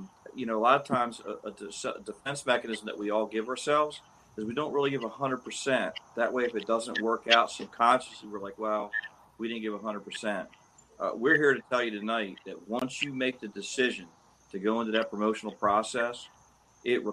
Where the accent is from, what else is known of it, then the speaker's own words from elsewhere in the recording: Millville, United States; my hometown of Millville